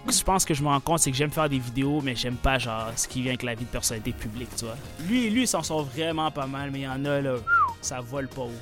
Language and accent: French; Sherbrooke, Quebec, Canada; accent: québécois; 22 ans, grandi à Sherbrooke